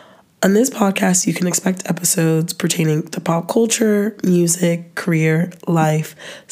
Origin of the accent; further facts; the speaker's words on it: Atlanta, Georgia, United States; I'm from Atlanta. I'm 23-year-old